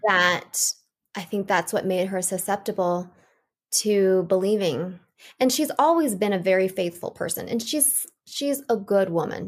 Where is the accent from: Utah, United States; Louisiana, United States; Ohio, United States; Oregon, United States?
Oregon, United States; Portland; I was born in Portland, Oregon. I was the fifth of six children, and I had a really normal childhood up until the age of seven